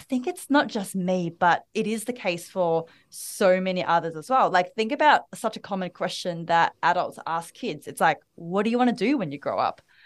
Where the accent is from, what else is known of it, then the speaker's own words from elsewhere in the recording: Melbourne, Victoria, Australia; accent: Australian; now in Bali, Indonesia; I am the daughter of immigrant parents. I was born and raised in Melbourne, Australia.